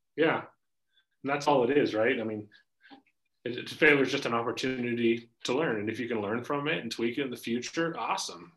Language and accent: English; Spokane, Washington, United States; born and raised in Spokane, grew up in Green Bluff, up on the north side